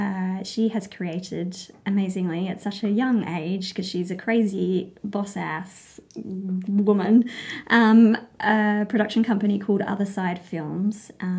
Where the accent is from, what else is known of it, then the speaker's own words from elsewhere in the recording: England, United Kingdom; born there; I was born in England, so I'm born somewhere else, but what did I get? English, and then Australian.